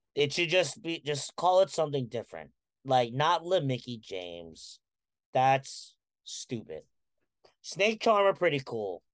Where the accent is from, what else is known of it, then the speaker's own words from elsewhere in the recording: Philippines; I'm a Filipino